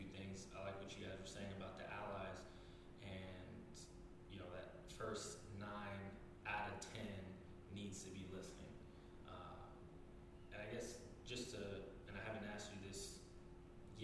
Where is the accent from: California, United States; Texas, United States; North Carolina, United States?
California, United States; now in Charlotte, United States; growing up in California, you're surrounded by so many people.